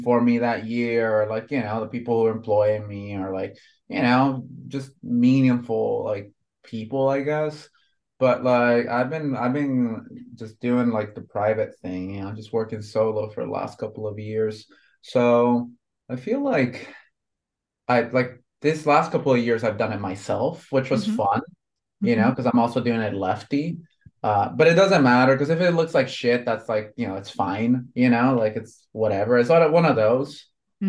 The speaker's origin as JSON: {"language": "English", "country": "Honduras", "tie": "born or raised there", "said": "I was born and raised in Honduras in Central America, right?"}